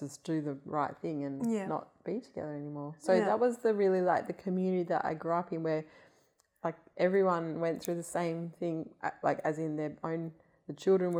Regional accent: Hilton, Western Australia, Australia; that house that I grew up in Hilton

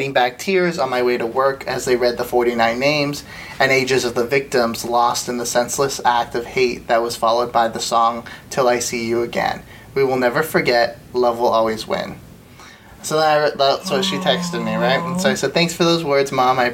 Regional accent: Orlando, Florida, United States; moved away as an adult; also born or lived in San Francisco area, California / Mexico (family); now in Austin, United States; we moved from Florida, from California to Florida when I was 5. So then I grew up in Orlando.

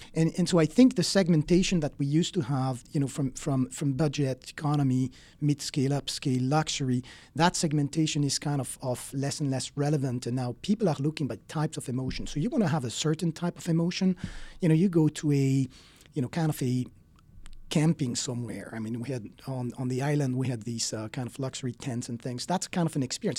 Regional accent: Switzerland; moved away as an adult; now in United States; I'm originally from Switzerland

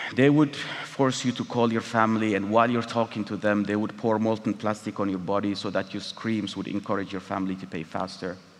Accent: Eritrea; moved away as an adult; my home country, Eritrea

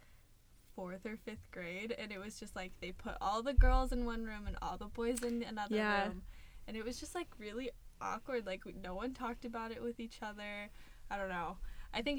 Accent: Missoula, Montana, United States; moved away as an adult; now in Seattle, United States; I'm from Missoula, Montana. It's the second largest city in Montana

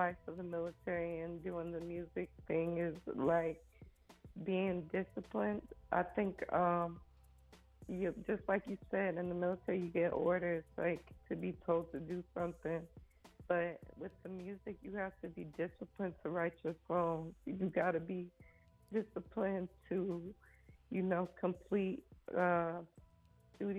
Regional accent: Atlanta, Georgia, United States; moved away as an adult; I'm from Atlanta

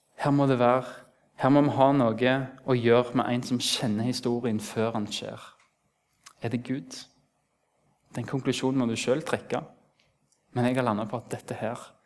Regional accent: Rennesøy, Rogaland, Norway; Det er en stor plass der jeg kommer fra

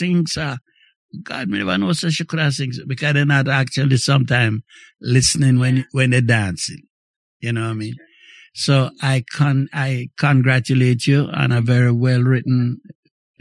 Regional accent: May Pen, Clarendon, Jamaica; now in Montreal, Canada; in my days growing up in Jamaica

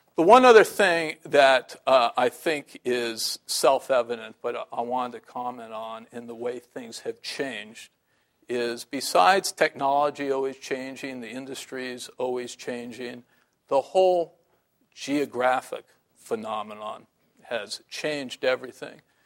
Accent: San Francisco, California, United States

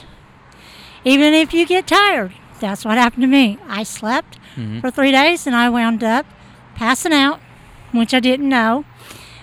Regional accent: Princeton, Kentucky, United States; I'm from Princeton, Kentucky

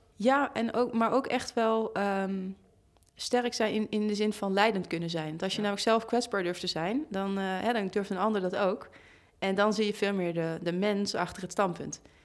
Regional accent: Amsterdam, North Holland, Netherlands; in de buurt waar ik ben opgegroeid, over de Bijlmer.

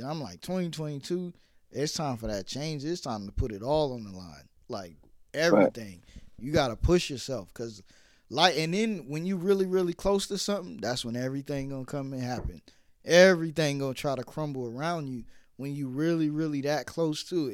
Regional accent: New York City, New York, United States; I was born in Brooklyn.

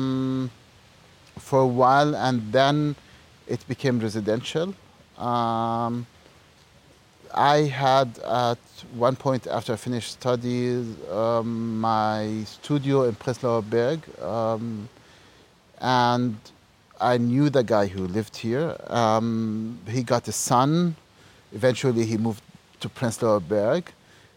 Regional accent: Ramallah, West Bank, Palestine; moved away as an adult; also born or lived in Halle, Germany; now in Berlin, Germany; I grew up in Ramallah in Palestine

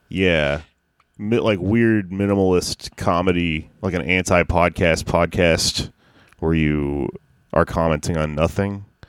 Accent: the South, United States; I'm from the South

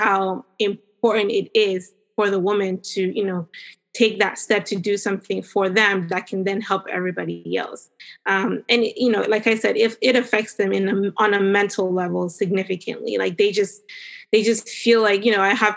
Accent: Cameroon; now in Northern Virginia, United States; I grew up in Cameroon, which is in West Africa.

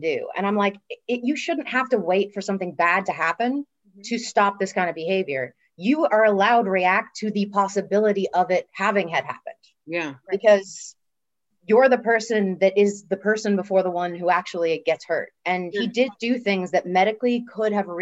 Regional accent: Dublin, Leinster, Ireland; moved away as an adult; now in Los Angeles, United States; I wasn't born there, but I'm going to say I'm from Dublin, Ireland, where I pretty much spent most of my life and grew up all the formative years.

